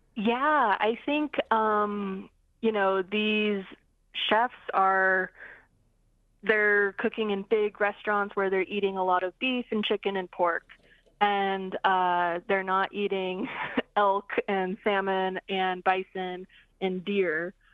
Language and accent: English; Coeur d'Alene Reservation, Idaho, United States; now in Seattle, United States; the Coeur d'Alene tribe. That's where I'm from. That's where, uh, that's the center of my universe. And that's where I learned to cook.